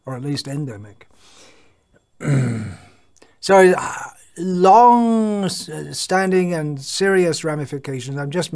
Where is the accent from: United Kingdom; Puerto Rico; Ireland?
United Kingdom; England; moved away; I was born and raised in England